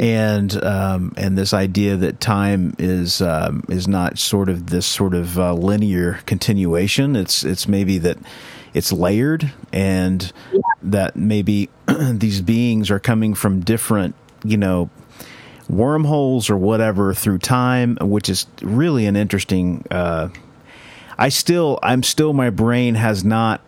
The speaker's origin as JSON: {"language": "English", "area": "Bible Belt", "region": "Oklahoma", "country": "United States", "tie": "born or raised there", "said": "living in Oklahoma that you know we we grew up in the Bible Belt"}